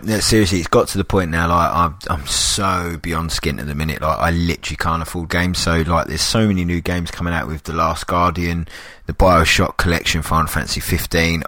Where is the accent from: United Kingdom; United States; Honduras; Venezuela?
United Kingdom; London; I'm a Londoner